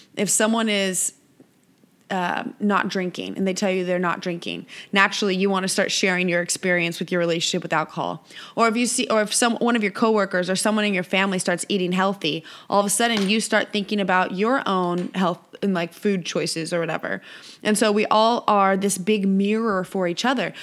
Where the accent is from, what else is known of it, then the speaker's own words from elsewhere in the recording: Visalia, California, United States; moved away as an adult; also born or lived in San Diego, California / Costa Rica; here in my hometown of Visalia, California